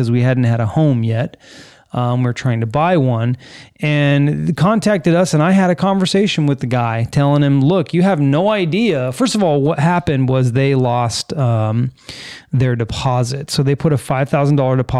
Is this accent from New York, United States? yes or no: no; California, United States; moved away as an adult; now in Florida, United States; I was born and raised in California.